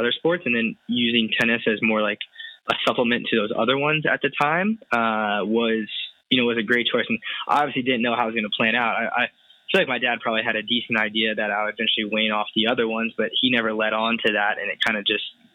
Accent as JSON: {"language": "English", "town": "Bloomington", "region": "Indiana", "country": "United States", "tie": "born or raised there", "said": "I'm from Bloomington, Indiana, which is where Indiana University is, pretty small town about an hour south of Indianapolis"}